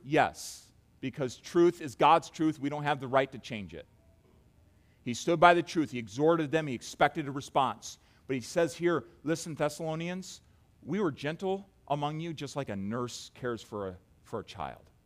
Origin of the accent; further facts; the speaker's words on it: United States; us as American Christians